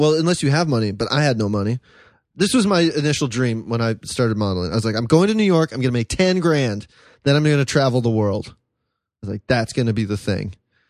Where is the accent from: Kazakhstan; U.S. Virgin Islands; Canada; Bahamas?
Canada; moved away; also born or lived in France; I'm from Canada